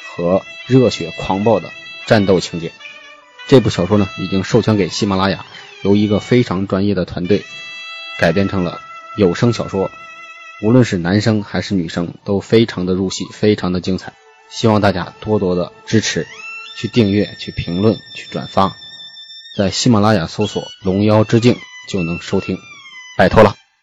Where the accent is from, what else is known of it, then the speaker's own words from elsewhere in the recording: Hebei, China; 作为一个河北人呢，我从小就非常喜欢武侠故事，特别崇拜金庸